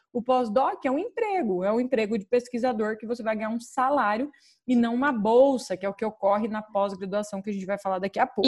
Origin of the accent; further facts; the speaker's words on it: Paraná, Brazil; now in United States; eu sou do Paraná